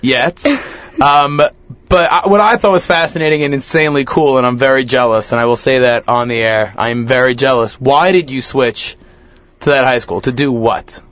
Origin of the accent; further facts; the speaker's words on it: New York, United States; I'm from New York my entire family, all of my aunts and uncles, all of my cousins, all everybody we know lives within 30 miles of Manhattan.